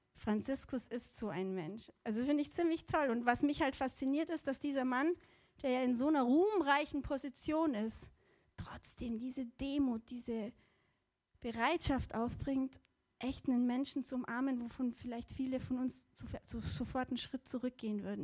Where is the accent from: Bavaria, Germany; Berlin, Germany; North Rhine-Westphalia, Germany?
Bavaria, Germany; Allgäu; Also ich bin im Allgäu aufgewachsen